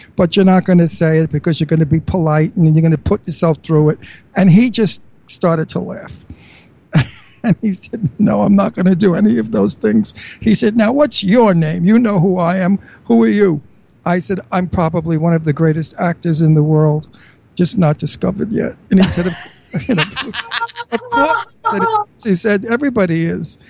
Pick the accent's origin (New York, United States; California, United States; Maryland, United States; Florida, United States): New York, United States; accent: New York; now in Bucks County, United States; my New York accent